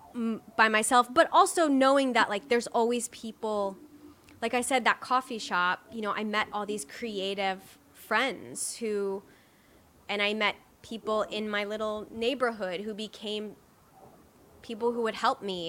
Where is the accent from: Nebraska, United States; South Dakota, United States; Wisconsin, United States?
Nebraska, United States; North Bend; moved away; I grew up in Nebraska, in a really small town in Nebraska